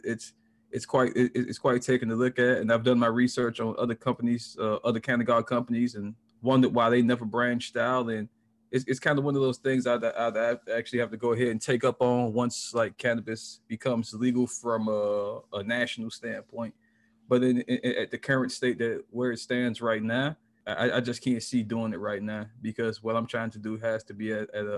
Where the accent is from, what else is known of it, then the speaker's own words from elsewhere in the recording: Miami, Florida, United States; now in Orlando, United States; I'm in Orlando, Florida currently. I'm from Miami, though.